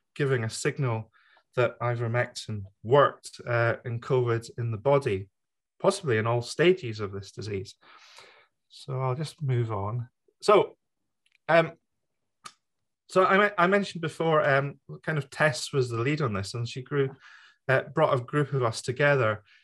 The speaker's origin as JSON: {"language": "English", "country": "United Kingdom", "said": "myself being the British member of the FLCCC"}